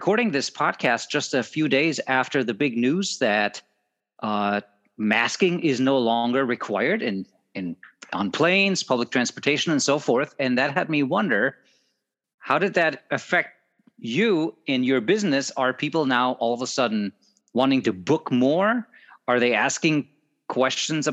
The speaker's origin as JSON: {"language": "English", "country": "Germany", "moved": "as an adult", "lives_now": "United States", "said": "I'm from Germany originally. And so I've lived here in America now for 20 years"}